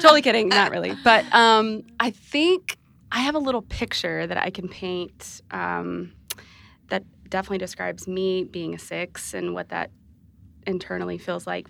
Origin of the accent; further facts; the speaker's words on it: Texas, United States; moved away as an adult; now in Nashville, United States; I am a Texas native.